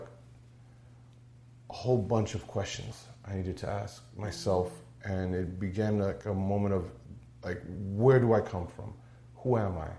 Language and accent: English; Moca, Puerto Rico; I'm from Moca, Puerto Rico